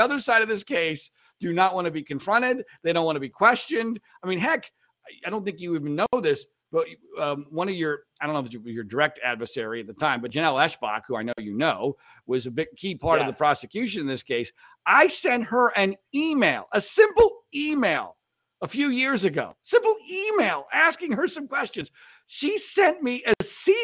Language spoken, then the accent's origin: English; Pennsylvania, United States; moved away as an adult; growing up in Pennsylvania, but not in state college